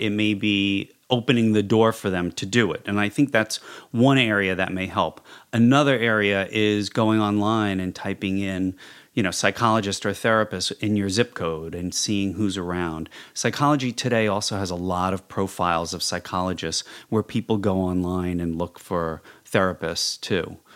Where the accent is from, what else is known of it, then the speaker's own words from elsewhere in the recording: New York City, New York, United States; moved away as an adult; now in Los Angeles, United States; I am a clinical psychologist born and raised in New York City